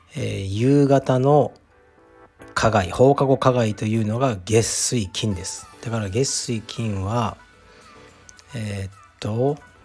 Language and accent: Japanese; Fukuoka, Japan; moved away; 僕が福岡出身